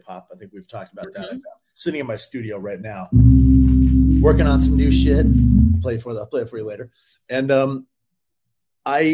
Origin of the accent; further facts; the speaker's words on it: Canada; I'm Canadian.